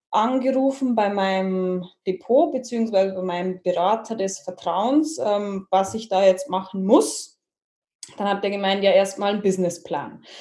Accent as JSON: {"language": "German", "town": "Jandelsbrunn", "region": "Bavaria", "country": "Germany", "said": "Ich äh, komme aus Niederbayern, aus Jandelsbrunn. Äh, das ist in der Nähe von Waldkirchen und in Waldkirchen ist auch mein momentaner Wohnort und meine Praxis."}